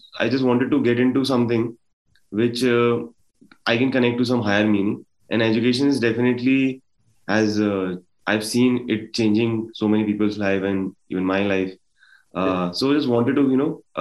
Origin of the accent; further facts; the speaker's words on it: Gwalior, Madhya Pradesh, India; moved away as an adult; also born or lived in Delhi; I come from Gwalior